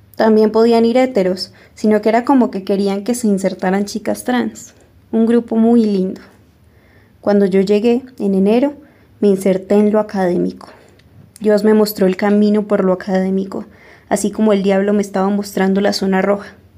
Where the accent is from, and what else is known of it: Colombia; moved away as an adult; also born or lived in Jamundí, Valle del Cauca, Colombia / Miranda, Cauca, Colombia / Ecuador; now in Argentina